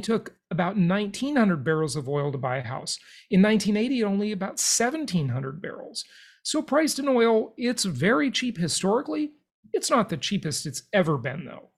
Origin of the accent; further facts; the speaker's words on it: Los Angeles, California, United States; where I grew up in Los Angeles, California.